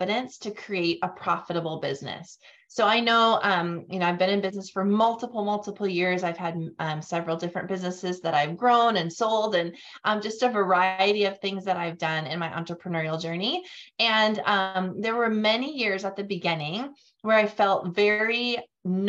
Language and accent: English; North Dakota, United States; moved away as an adult; also born or lived in Fargo, North Dakota / Grand Forks, North Dakota; now in Tennessee, United States; born and raised in North Dakota. I now live in Tennessee and we moved here about a year and a half ago, but otherwise I've spent my entire life in North Dakota, in both Fargo and Grand Forks